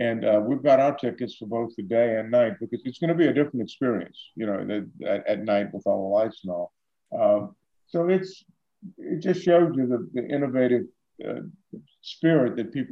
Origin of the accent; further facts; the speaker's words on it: New Orleans, Louisiana, United States; growing up in New Orleans, everybody loves Mardi Gras. I go to all the parades as a kid.